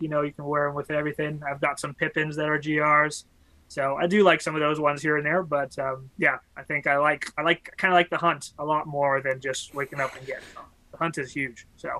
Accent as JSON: {"language": "English", "country": "Canada", "said": "I was from Canada"}